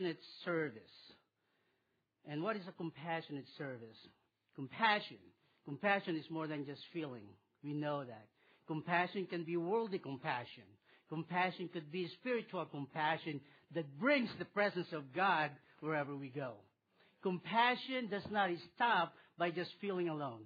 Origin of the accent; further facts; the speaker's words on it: Philippines; moved away; I was born in the Philippines, and I'll tell you about my world when I was a little boy. I grew up there